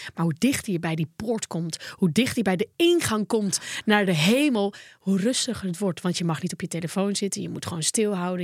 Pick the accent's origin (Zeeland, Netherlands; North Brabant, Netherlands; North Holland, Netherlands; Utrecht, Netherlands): North Holland, Netherlands; Volendam; bij ons in Volendam